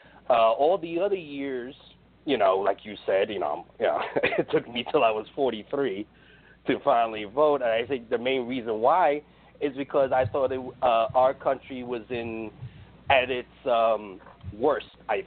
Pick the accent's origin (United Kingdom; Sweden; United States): United States; New York City, New York; I'm from New York City